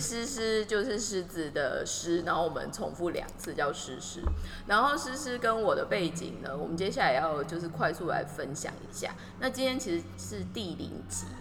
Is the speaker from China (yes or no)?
no; Taiwan; now in Tokyo, Japan; 其实我们两个都在东京， 然后其实我们都是台湾人